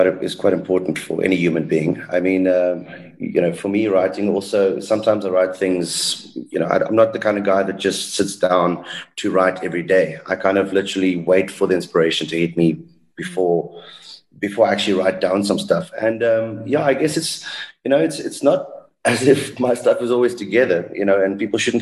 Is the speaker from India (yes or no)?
no; South Africa; I'm South African, you know. I come from a very bilingual house